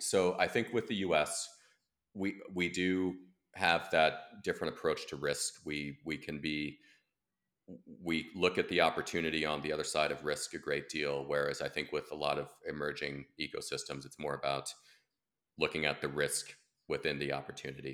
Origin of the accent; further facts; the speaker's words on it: United States; as an American